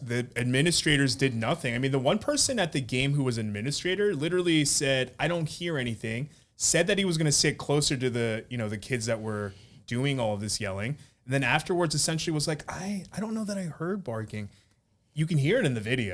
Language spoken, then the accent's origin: English; Philadelphia, Pennsylvania, United States; I grew up in Philadelphia